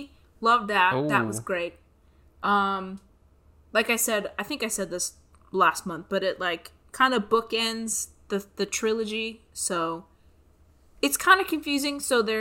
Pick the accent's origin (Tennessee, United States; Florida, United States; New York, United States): Florida, United States; I'm from Florida.